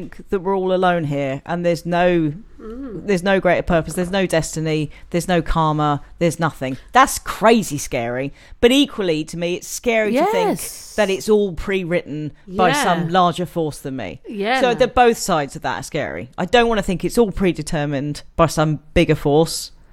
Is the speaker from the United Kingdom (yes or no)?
yes; United Kingdom; I'm too British